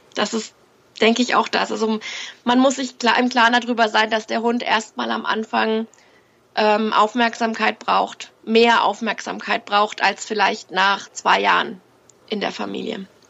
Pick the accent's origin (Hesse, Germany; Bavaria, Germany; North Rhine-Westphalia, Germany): Bavaria, Germany; Fürth; Ich komme aus Fürth in Franken